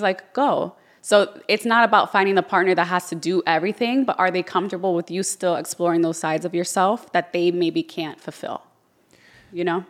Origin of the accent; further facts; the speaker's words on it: Yonkers, New York, United States; also born or lived in Orlando; now in Miami, United States; I'm from Yonkers